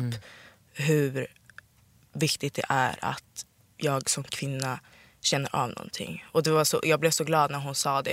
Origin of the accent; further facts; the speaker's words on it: Sollentuna, Stockholm County, Sweden; Jag är uppvuxen i Sollentuna